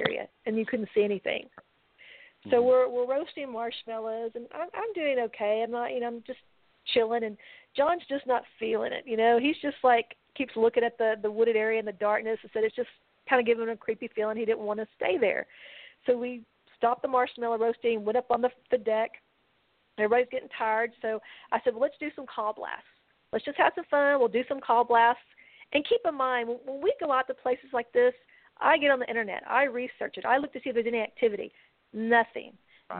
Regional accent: Texas, United States; we're from Texas

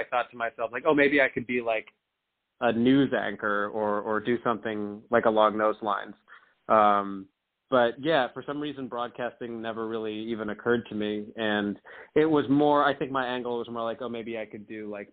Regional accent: Hillsborough, New Jersey, United States; also born or lived in Aurora, Illinois; now in New York City, United States; where we grew up in Hillsborough, it's a reasonably wealthy area

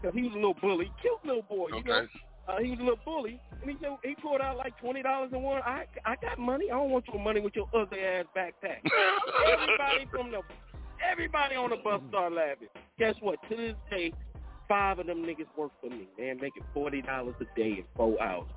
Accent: Las Vegas, Nevada, United States; I'm being from Vegas

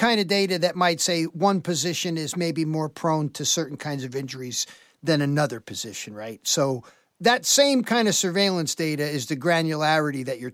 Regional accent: New York, United States; as a New Yorker

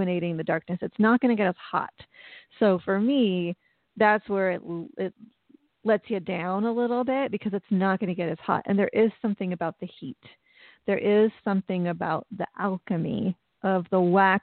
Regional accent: United States; speaking as an American

